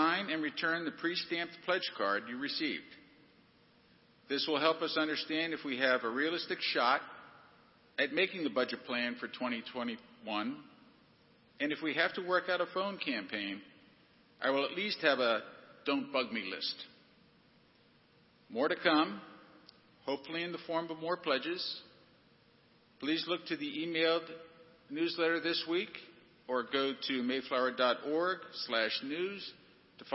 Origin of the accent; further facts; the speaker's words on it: Pennsylvania, United States; now in Grand Rapids, United States; my home state of Pennsylvania